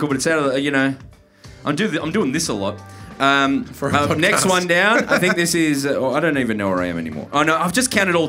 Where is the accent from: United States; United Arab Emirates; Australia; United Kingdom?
Australia; Melbourne, Victoria; we're from Melbourne, so it's hard to do like top eight Melbourne things because it's Melbourne. We're in Melbourne